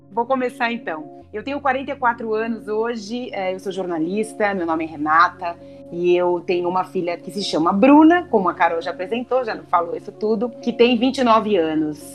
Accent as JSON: {"language": "Portuguese", "region": "Santa Catarina", "country": "Brazil", "tie": "born or raised there", "also_born_or_lived": "São Paulo", "said": "os meus pais se separaram quando eu tinha oito anos e a gente acabou indo embora para Santa Catarina, nós somos de São Paulo"}